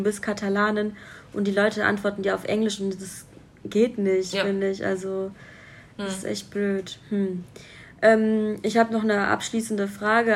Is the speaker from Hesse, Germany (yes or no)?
yes; Hesse, Germany; accent: Hessisch; ich komme ja auch aus Hessen und wir, wir sagen, wir babbeln Hessisch.